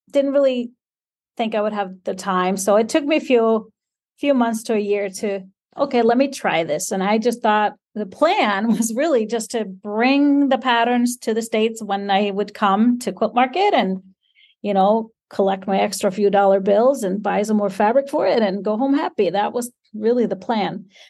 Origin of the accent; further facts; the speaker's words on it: Iceland; This is living in Iceland, born and raised in Iceland, living in Iceland